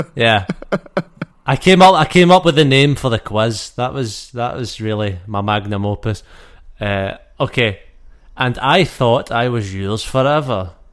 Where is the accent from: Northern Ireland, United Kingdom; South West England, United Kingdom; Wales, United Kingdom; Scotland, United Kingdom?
Scotland, United Kingdom; I'm Scottish